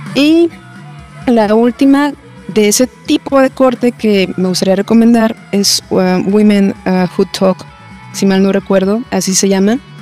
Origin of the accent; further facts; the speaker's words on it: Guadalajara, Jalisco, Mexico; soy de Guadalajara